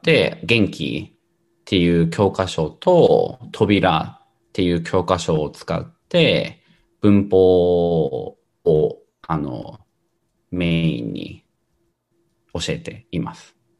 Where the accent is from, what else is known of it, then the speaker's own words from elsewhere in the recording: Tokyo, Japan; moved away as an adult; now in San Francisco, United States; 出身は東京です。僕は東京で生まれて、赤ちゃんの時から生まれて育ちました